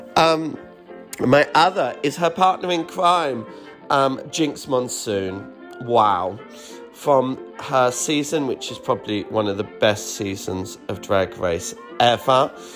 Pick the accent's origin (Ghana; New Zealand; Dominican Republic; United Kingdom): United Kingdom; Me being a British queen